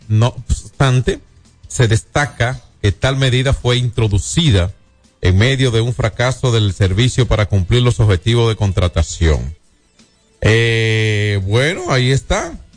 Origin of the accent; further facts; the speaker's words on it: Dominican Republic; en mi país, en mi país